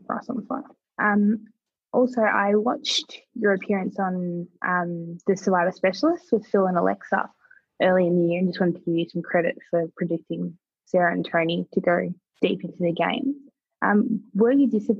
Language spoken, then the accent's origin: English; Melbourne, Victoria, Australia; I'm from Melbourne.